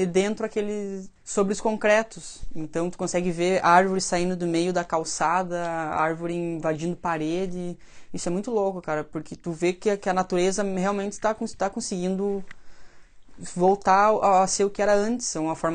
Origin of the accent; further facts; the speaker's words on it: Belarus; born there; mas na Bielorrússia, que é onde eu, onde eu nasci, daí, lá a gente foi muito atingido também